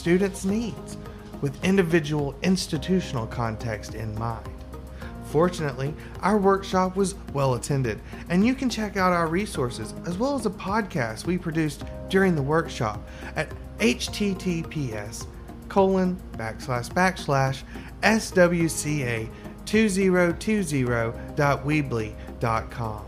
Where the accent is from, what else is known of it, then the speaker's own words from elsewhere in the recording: Birmingham, Alabama, United States; moved away; Birmingham is my hometown, this was my first time there since it opened after I left and moved up north